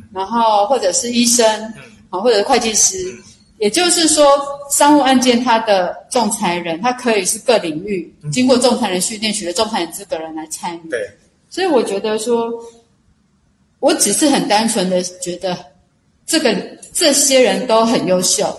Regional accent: Taipei, Taiwan; now in Taichung, Taiwan; 因为我是台北的孩子

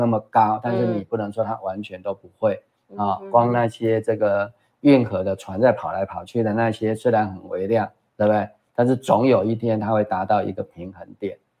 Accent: Taiwan; 我们台湾人民也知道啊，

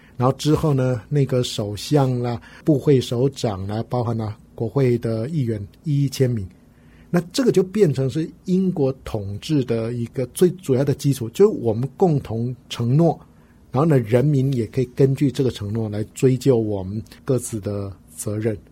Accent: Taiwan; 我们台湾人

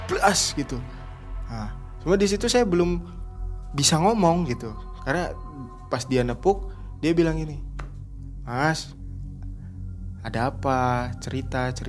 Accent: West Java, Indonesia; iya pak saya dari Jawa Barat saya bilang ini saya habis ngirim dari Jember

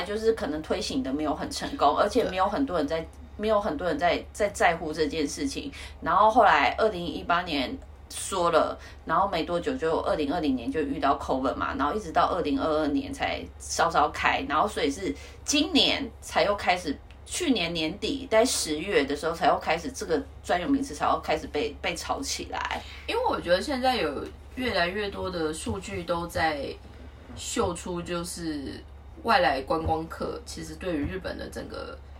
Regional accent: Taiwan; moved away as an adult; now in Tokyo, Japan; 我们来自于台湾的那个背景

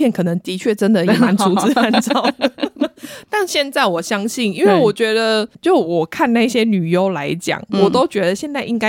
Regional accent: Taiwan; 连我们台湾人都知道铃木一彻了

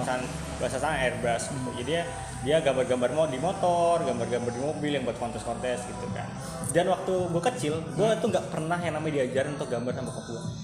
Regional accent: Bekasi, West Java, Indonesia; also born or lived in Banyuwangi, East Java; Lahir di Banyuwangi, cuma gede di Bekasi

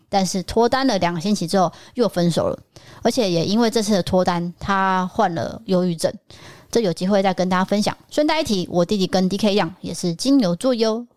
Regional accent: Taipei, Taiwan; moved away as an adult; also born or lived in Tainan; 我从幼稚园就是在台北

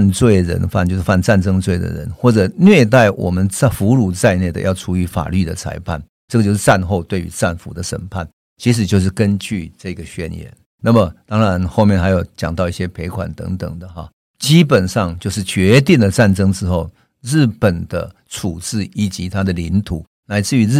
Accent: Taiwan; 就是我们台湾人最关心的台湾

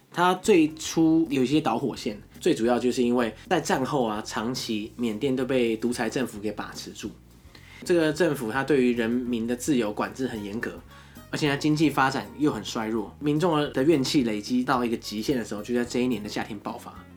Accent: Taiwan; 我们台湾是十二个生肖

